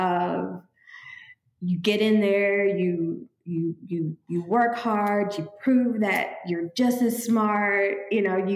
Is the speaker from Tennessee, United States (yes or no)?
no; Houston, Texas, United States; moved away as an adult; also born or lived in St. Croix / Oklahoma / Castro Valley, California / Cincinnati, Ohio; now in Panama; I grew up in Houston, Texas